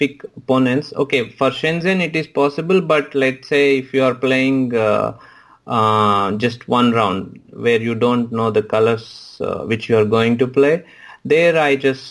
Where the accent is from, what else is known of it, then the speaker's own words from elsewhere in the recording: Hyderabad, Telangana, India; moved away as an adult; now in Prague, Czech Republic; Of course I miss India. I'm from Hyderabad